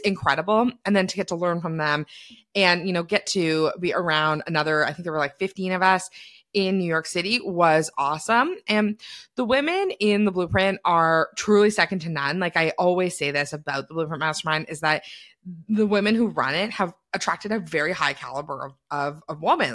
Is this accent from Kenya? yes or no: no; Canada; being a Canadian